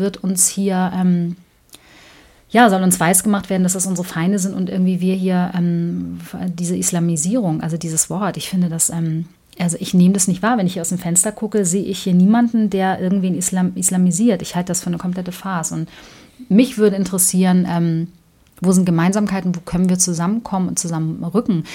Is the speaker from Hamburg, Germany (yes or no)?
yes; Hamburg, Germany; ich komme aus Hamburg-Altona